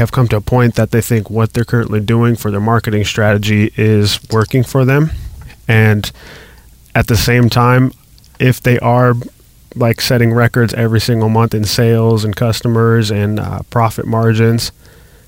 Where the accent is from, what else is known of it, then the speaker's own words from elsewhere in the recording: Las Vegas, Nevada, United States; I grew up in Las Vegas